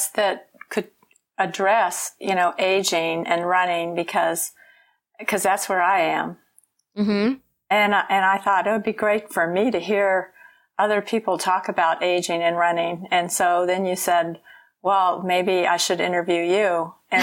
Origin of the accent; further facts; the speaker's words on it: Gulf Coast, Deep South, United States; I grew up on the Gulf Coast and in the Deep South